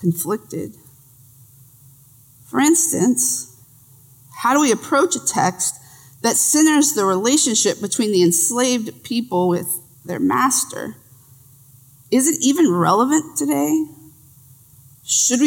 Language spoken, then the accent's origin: English; Texas, United States; I'm from Texas